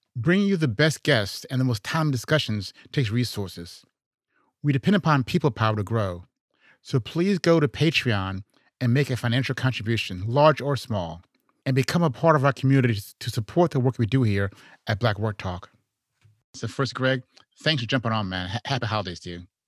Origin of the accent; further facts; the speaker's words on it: Chicago, Illinois, United States; also born or lived in Houston; I'm from Chicago